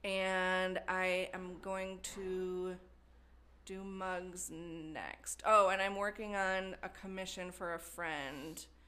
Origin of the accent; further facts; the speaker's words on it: Wisconsin, United States; moved away as an adult; also born or lived in Madison, Wisconsin; now in Cincinnati, United States; I grew up in a small town in Wisconsin.